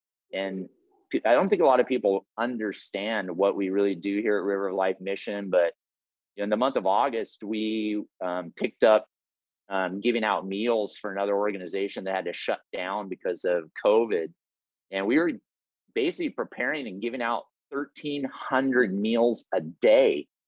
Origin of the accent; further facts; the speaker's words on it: Papua New Guinea; born there; I was born in Papua New Guinea. We'll talk a little bit about that. My parents were Wycliffe Bible translators there.